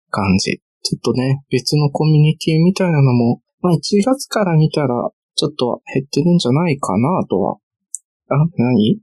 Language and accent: Japanese; Kansai, Japan; moved away as an adult; now in Tokyo, Japan; 大阪やしさ、その地元が近い問題だからさ。